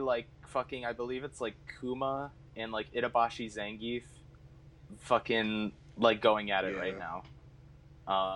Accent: United States; being an American

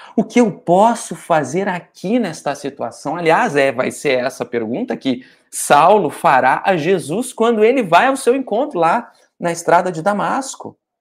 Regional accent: Porto Alegre, Rio Grande do Sul, Brazil; now in Rio de Janeiro, Brazil; Eu também sou de Porto Alegre, mas estou morando no Rio de Janeiro

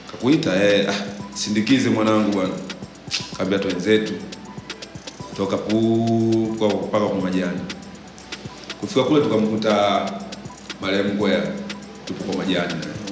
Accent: Kigoma, Tanzania; Mimi nimetoka Kigoma bwana, kule Kigoma sisi tuna kundi letu linaitwa Manyama Family, lakini tunajulikana kama Mazimu.

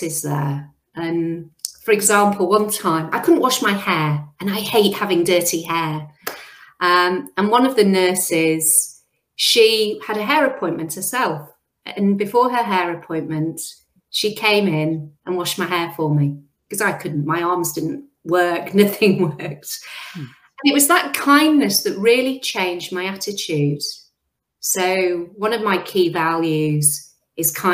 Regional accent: Yorkshire and the Humber, United Kingdom; first language English; moved away as an adult; also born or lived in Midlands / London; now in Queensland, Australia; I grew up in Yorkshire in the north of England.

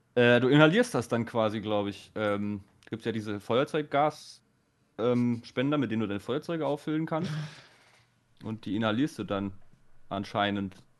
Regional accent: Baden-Württemberg, Germany; bei uns in Baden-Württemberg

